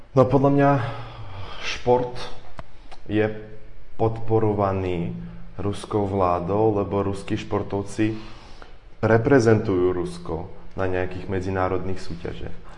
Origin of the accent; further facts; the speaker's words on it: Ukraine; Slovak is a second language; moved away; also born or lived in Russia; ja som tiež Ukrajinec